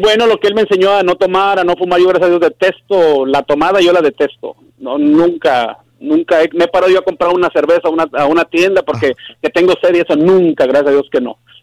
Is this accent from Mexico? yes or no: yes; Colima, Mexico; Yo soy de Colima.